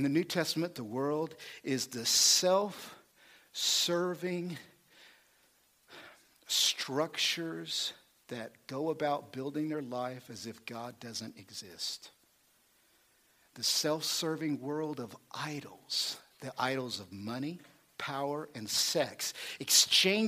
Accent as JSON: {"language": "English", "region": "Oklahoma", "country": "United States", "said": "I'm a hillbilly. I'm from Oklahoma"}